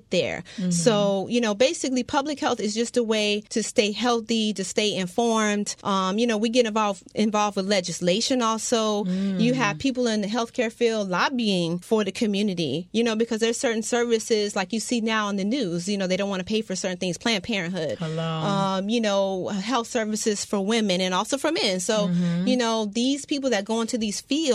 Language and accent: English; Miami, Florida, United States; I'm born and raised in Dade County, but I'm from South Dade.